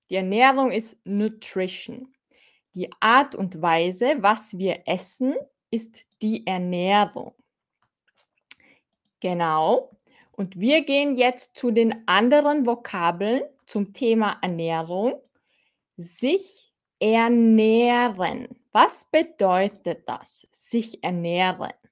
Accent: Austria; Ich bin auch aus Österreich, Fahim.

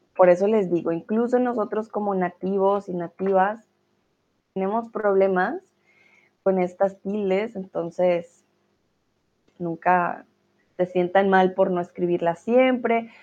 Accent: Colombia; now in Germany; Soy de Colombia, pero vivo en Alemania.

